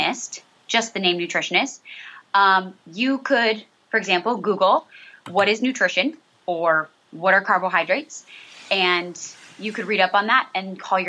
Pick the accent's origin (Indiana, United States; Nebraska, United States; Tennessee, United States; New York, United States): Nebraska, United States; southeast; moved away as an adult; also born or lived in Chicago suburbs, Illinois; now in Maryland, United States; I am originally from Nebraska, southeast Nebraska, born and raised there